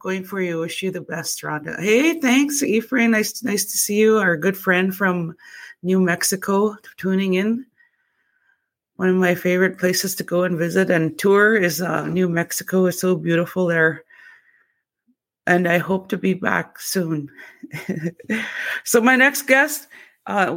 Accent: Opaskwayak Cree Nation, Manitoba, Canada; I'm from Apaskwayak Cree Nation

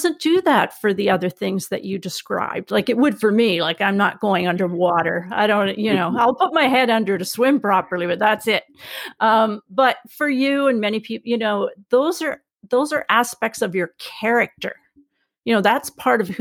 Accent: Canada; I'm Canadian

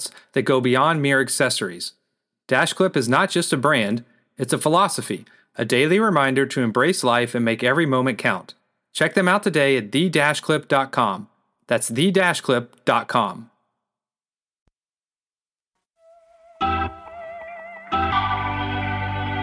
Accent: Bowling Green, Kentucky, United States; growing up in Bowling Green, Kentucky

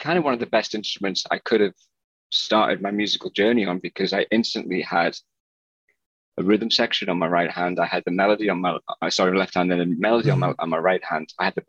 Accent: Sunderland, North East England, United Kingdom; moved away as an adult; also born or lived in Newcastle / Cardiff / London / Berlin; now in Los Angeles, United States; I was from the northeast of England originally, Sunderland. I was born in Sunderland back in 1980 or something. And Sunderland's my hometown football team, soccer team.

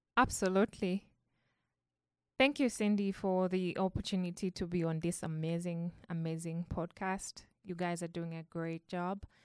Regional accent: Zambia; I come from Zambia

